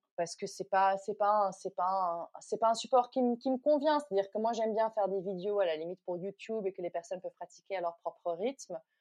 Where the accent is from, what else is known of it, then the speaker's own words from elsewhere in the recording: Netherlands; also born or lived in New Delhi, India / Goa, India / United States; now in France; je suis originaire des Pays-Bas